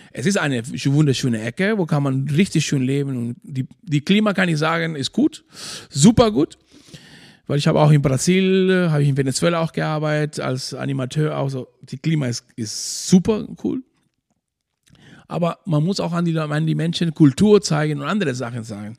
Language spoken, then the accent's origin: German; Maspalomas, Canary Islands, Spain; German is a second language; moved away as an adult; now in Schwarzenbek, Germany; ich komme aus Maspalomas, Playa Lingles. meine ganze Familie und meine Brudersgeschwister, Mutti und so alles, die sind noch immer noch da. Ich bin da aufgewachsen